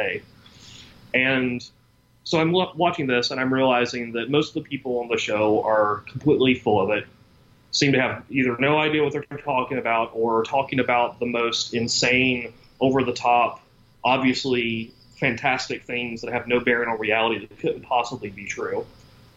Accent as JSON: {"language": "English", "region": "Deep South", "country": "United States", "tie": "born or raised there", "said": "I grew up in the Deep South in the 1980s"}